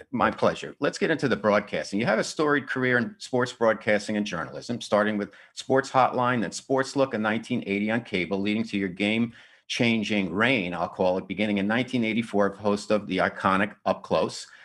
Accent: New Jersey, United States; moved away; I grew up in New Jersey

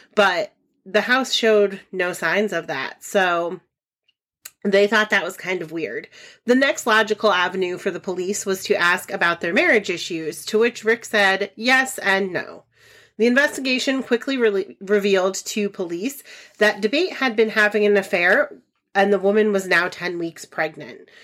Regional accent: Ellington, Connecticut, United States; I am from Ellington, Connecticut

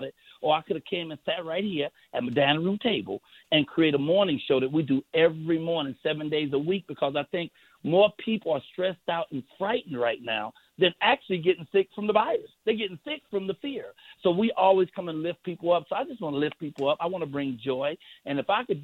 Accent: Chicago, Illinois, United States; I'm from Chicago, South Side

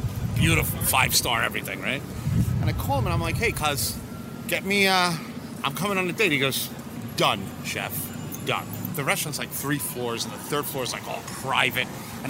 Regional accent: Cuba; I'm from Cuba. That's where it comes from.

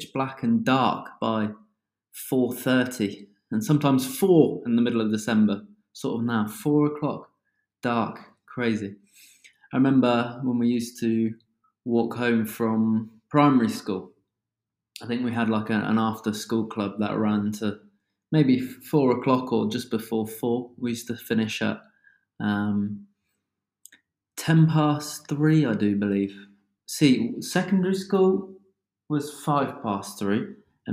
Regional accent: United Kingdom; accent: British; As one can tell from my accent, I am from the UK

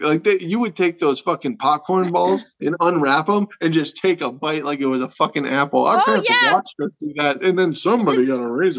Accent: North Dakota, United States; in my hometown, usually Halloween, it's either cold as shit or it's cold as shit with snow.

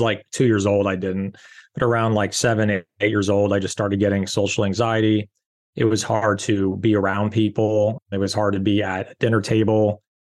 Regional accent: Rancho Palos Verdes, California, United States; I grew up in Rancho Palos Verdes, California

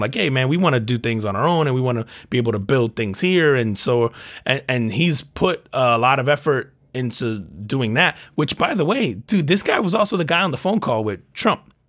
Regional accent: United States; I'm an American

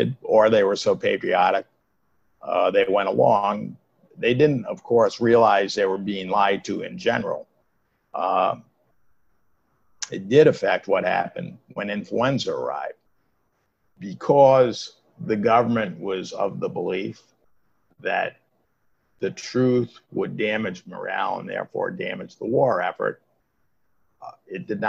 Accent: Providence, Rhode Island, United States; I grew up in Providence

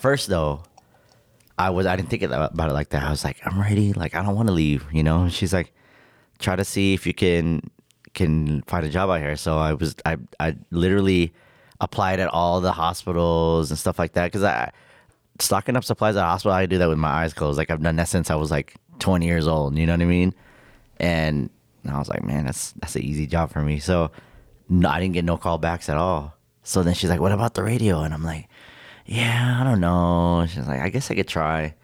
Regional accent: Victorville, California, United States; moved away as an adult; also born or lived in Rancho Cucamonga, California / North Hollywood, California; now in Las Vegas, United States; born and raised in Victorville, California

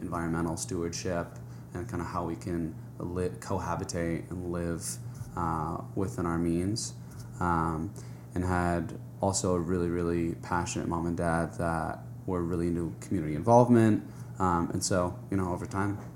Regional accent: Santa Barbara, California, United States; also born or lived in Hawaii; I grew up in Santa Barbara, and basically, not a bad place to grow up by any means, and spent my summers and winters in Hawaii pretty much every year

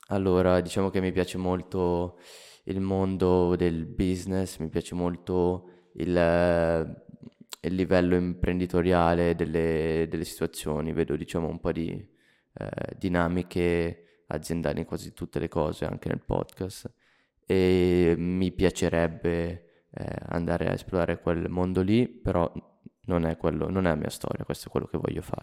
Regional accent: Milan, Lombardy, Italy; born there; nasco a Milano, mi muovo in una città famosa per Berlusconi, diciamo

